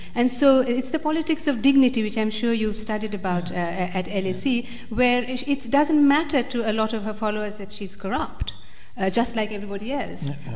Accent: United States; I'm born American

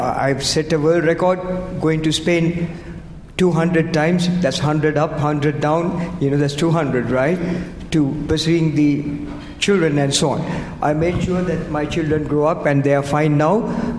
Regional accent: United Kingdom; I'm British.

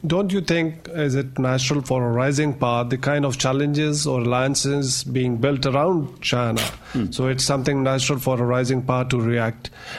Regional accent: Pakistan; I'm from Pakistan

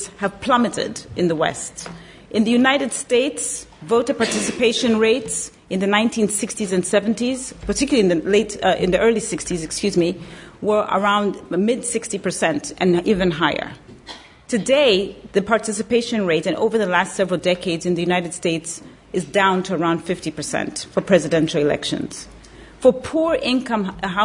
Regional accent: Zambia; moved away; I was born and raised in Zambia, Southern Africa, one of the poorest countries in the world.

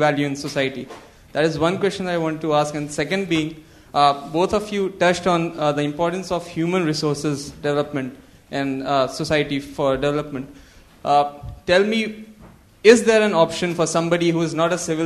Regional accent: Bihar, India; I come from Bihar as well

